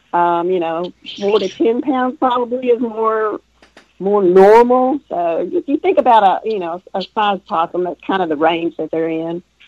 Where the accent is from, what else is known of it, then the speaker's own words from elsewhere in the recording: East Texas, United States; I grew up in East Texas